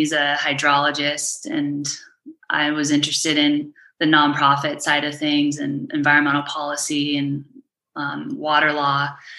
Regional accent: Monument, Colorado, United States; I grew up on the Front Range of Colorado in a little town called Monument, which is between Colorado Springs and Castle Rock. It's a beautiful town

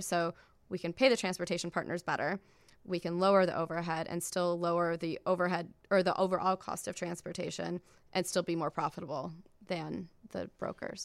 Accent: Iowa, United States; I grew up in Iowa, um, in a town of, like, twenty-five thousand people

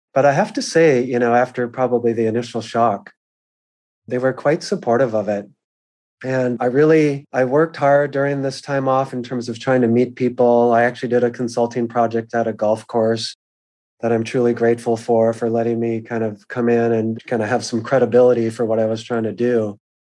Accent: Bloomington, Minnesota, United States; born or raised there; moved away as an adult; also born or lived in Massachusetts

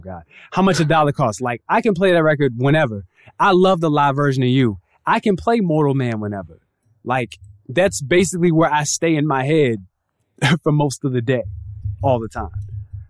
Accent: West Coast, United States; also born or lived in California / Hawaii / Colorado; I was raised on the West Coast. So I spent much of my years in California, Hawaii, even Colorado.

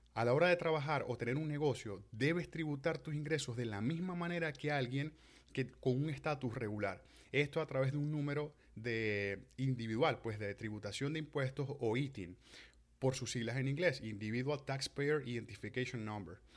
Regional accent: Venezuela; moved away; nosotros como venezolanos

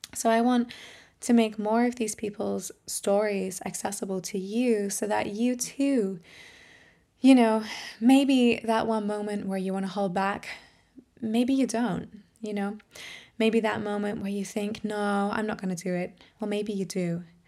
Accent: Australia; now in Germany; I'm an Australian singer, musician, voice trainer, and empowerment coach.

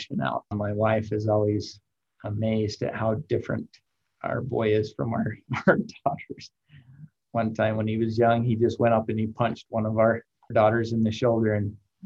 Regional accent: Logan, Utah, United States; moved away as an adult; now in Rexburg, United States; I lived in and grew up in Logan, cheered for the Aggies growing up

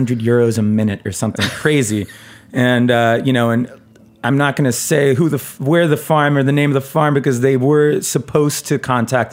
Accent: United States; growing up in America, drinking cow's milk

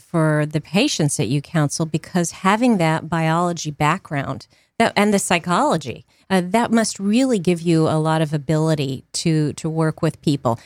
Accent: Northern Virginia, United States; moved away; I'm from Northern Virginia, the D C area

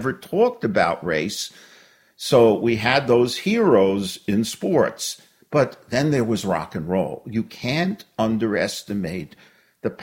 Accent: New York City, New York, United States; I grew up in Brooklyn in the 1950s

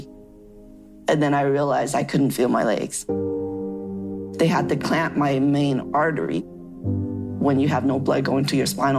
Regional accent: Canada; also born or lived in Shanghai, China / Edmonton, Alberta; was born in Shanghai, China. I was about 6 years old when I came here, so I've pretty much grown up in Canada

